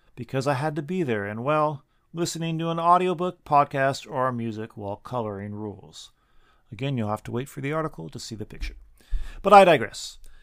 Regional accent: Washington, United States; now in Japan; my home state of Washington

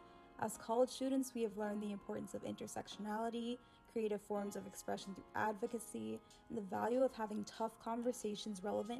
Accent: United States; I use she, her pronouns, and I'm African American.

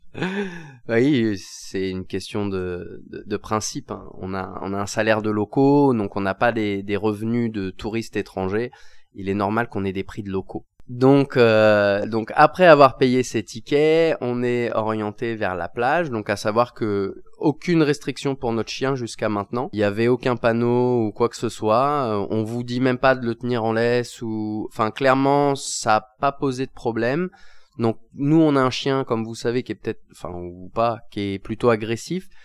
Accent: France; now in Thailand; chez nous en France

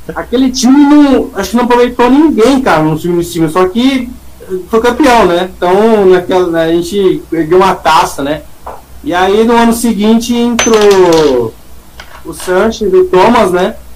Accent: Catanduva, São Paulo, Brazil; a gente é do interior de São Paulo, né? Somos de Catanduva

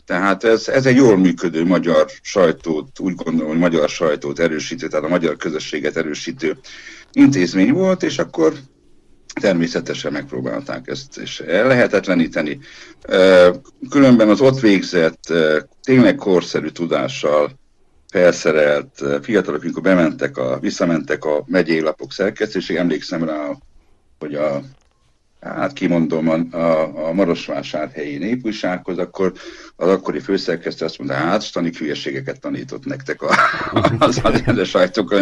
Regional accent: Oradea, Bihor County, Romania; moved away as an adult; now in Debrecen, Hungary; én nagyváradiként

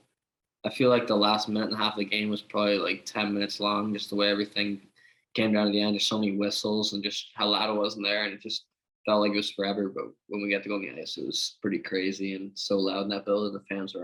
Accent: Port Williams, Nova Scotia, Canada; I'm from Port Williams. It's 3 or 4 minutes from Wolf Hill.

